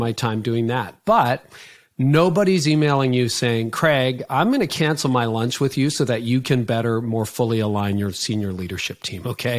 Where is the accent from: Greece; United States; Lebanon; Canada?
Canada; I'm Canadian